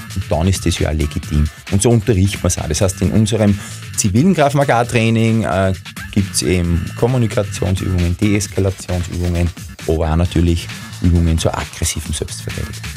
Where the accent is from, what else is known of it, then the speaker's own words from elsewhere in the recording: Linz, Upper Austria, Austria; ich bin ein Linzer